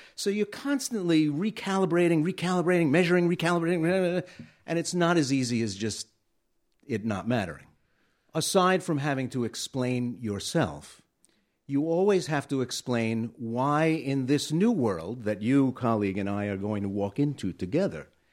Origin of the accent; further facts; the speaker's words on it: New York City, New York, United States; moved away; I grew up in Bensonhurst